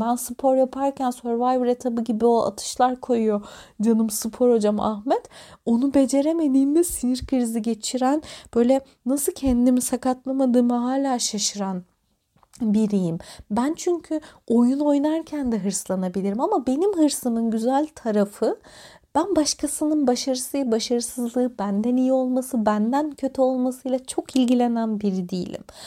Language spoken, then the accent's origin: Turkish; Antalya, Turkey; moved away as an adult; ben Antalya'da doğdum ve büyüdüm. 18 yaşına kadar burada yaşadım.